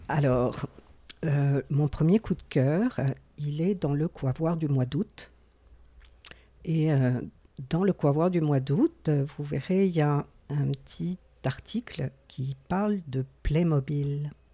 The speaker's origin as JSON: {"language": "French", "area": "Gaspésie", "region": "Quebec", "country": "Canada", "accent": "Gaspésie", "said": "mon accent de la Gaspésie"}